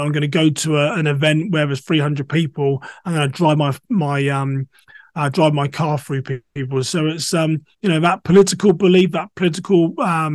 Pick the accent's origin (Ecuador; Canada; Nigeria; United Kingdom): United Kingdom; England; moved away as an adult; now in United States; I'm a black English person living in America.